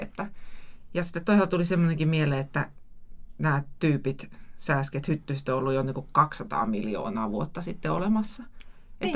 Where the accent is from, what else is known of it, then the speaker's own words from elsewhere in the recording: Lapland, Finland; meillä Lapissa on niin paljon sääskiä